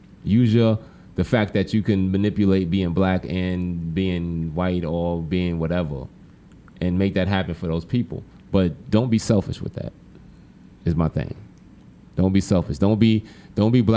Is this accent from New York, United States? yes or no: yes; New York City, New York, United States; moved away as an adult; growing up in New York City